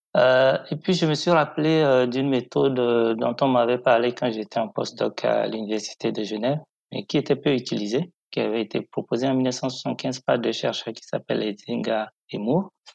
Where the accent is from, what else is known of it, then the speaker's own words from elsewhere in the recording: Parakou, Borgou, Benin; also born or lived in Cotonou; Je suis né à Cotonou, mais j'ai grandi à Parakou, qui est la principale ville au nord du, Bénin